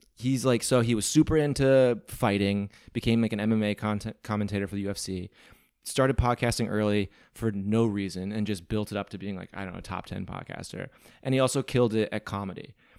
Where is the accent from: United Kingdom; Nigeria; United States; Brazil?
United States; Midwest; moved away as an adult; also born or lived in New Hampshire / Venice, Los Angeles; now in Los Angeles, United States; I'm from the Midwest